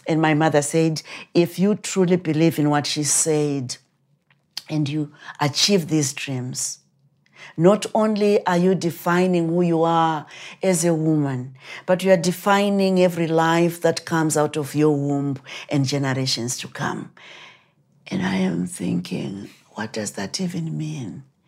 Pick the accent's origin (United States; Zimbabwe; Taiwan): Zimbabwe; moved away as an adult; I was born in Rhodesia before the country became Zimbabwe. And I was born during the war